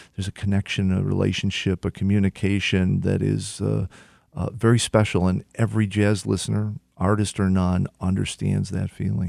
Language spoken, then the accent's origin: English; Detroit, Michigan, United States; my hometown